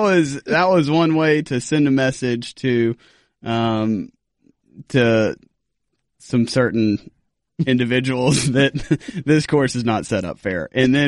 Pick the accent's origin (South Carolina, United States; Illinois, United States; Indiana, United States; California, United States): South Carolina, United States; and raised in South Carolina.